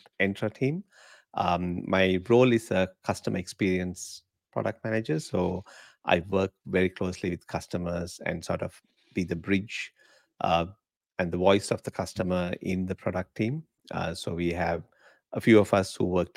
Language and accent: English; Sri Lanka; moved away as an adult; now in Australia; So I'm from Sri Lanka originally. I was born there